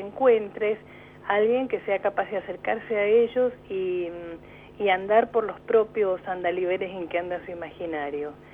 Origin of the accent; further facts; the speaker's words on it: Mendoza, Argentina; moved away as an adult; now in Neuquén, Argentina; soy mendocina